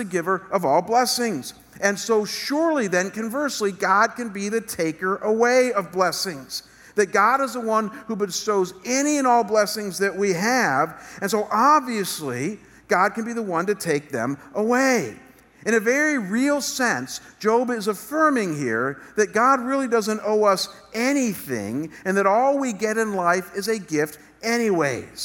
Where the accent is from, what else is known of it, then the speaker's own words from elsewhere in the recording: United States; our government here in America